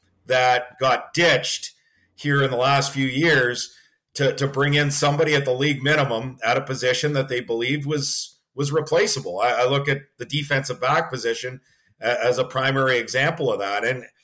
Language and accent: English; Edmonton, Alberta, Canada; I grew up in Edmonton